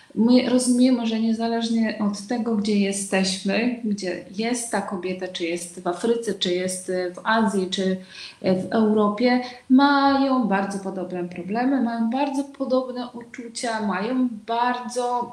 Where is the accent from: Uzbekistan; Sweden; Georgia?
Uzbekistan; Polish is a second language; moved away as an adult; also born or lived in Łódź, Poland; now in Kraków, Poland; pochodzę z Uzbekistanu, choć Uzbeczką nie jestem. E, urodziłam się w Związku Radzieckim